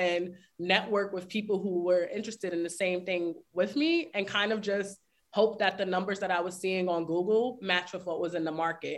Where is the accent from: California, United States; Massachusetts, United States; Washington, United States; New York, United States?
New York, United States; New York City; I'm from the Bronx, New York